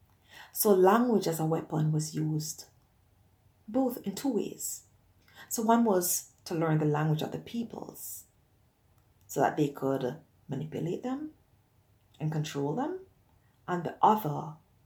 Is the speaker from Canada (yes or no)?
no; Jamaica; growing up in Jamaica